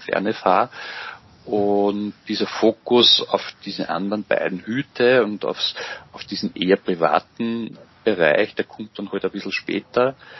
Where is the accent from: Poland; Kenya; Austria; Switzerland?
Austria; Engerwitzdorf, Upper Austria; Ich bin gebürtiger Mühviertler, kann man vielleicht auch dazu sagen, und äh, bin in Engerwiesdorf aufgewachsen